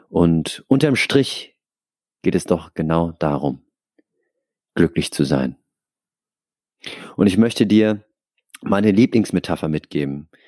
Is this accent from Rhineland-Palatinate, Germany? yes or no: no; Aschaffenburg, Bavaria, Germany; now in Hamburg, Germany; Und dann kam der große Umzug nach Hamburg. Next Level. Also davor, ich in meiner Heimatstadt Aschaffenburg ich kannte die Leute